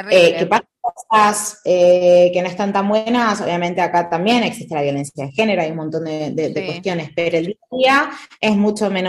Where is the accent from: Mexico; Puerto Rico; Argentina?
Argentina; moved away as an adult; also born or lived in Buenos Aires; now in Madrid, Spain; la verdad que no puedo decir de que no extraño, porque sí extraño eh, yo soy argentina